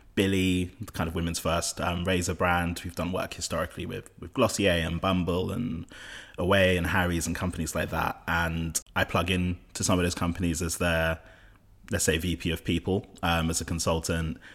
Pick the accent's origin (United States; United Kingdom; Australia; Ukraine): United Kingdom; London; I'm of Nigerian heritage, from West London. I grew up in West London